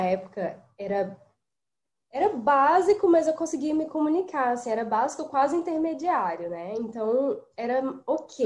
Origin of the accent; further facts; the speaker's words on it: Brazil; moved away; Eu sou muito brasileira, gente. Eu sou muito brasileira, sabe? Eu posso morar aqui 50 anos, eu sempre vou ser muito brasileira